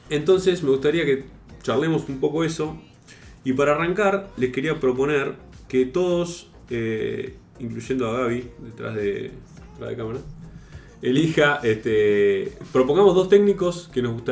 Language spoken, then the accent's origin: Spanish; Argentina; es muy común en, un, lugar tan futbolero como Argentina que todos nos sintamos eh, con capacidad para poner o sacar jugadores